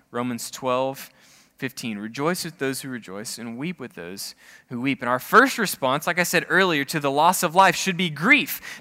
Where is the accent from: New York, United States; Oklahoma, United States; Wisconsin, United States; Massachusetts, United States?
Oklahoma, United States; I'm from Oklahoma